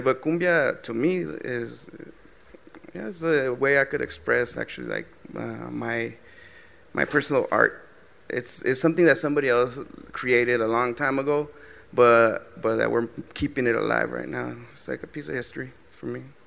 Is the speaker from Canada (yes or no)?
no; Southern California, United States; we're from Southern California. We grew up in the 90s